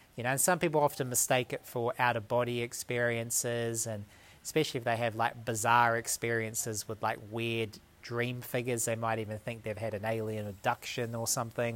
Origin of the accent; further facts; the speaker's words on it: New Zealand; moved away as an adult; also born or lived in Dunedin, New Zealand / New South Wales, Australia; now in Australia; I live about two hours south of Sydney, but originally I'm from New Zealand.